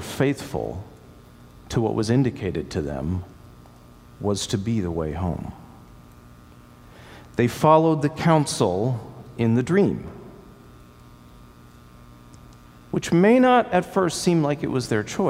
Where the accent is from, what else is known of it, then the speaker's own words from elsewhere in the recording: Sarasota, Florida, United States; moved away as an adult; This is my home that I grew up in Sarasota, Florida